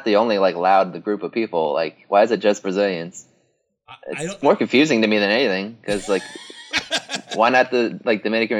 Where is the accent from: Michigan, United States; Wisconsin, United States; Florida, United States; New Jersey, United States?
Florida, United States; moved away as an adult; now in Georgia, United States; I'm in Georgia now, but I lived on Florida, my whole life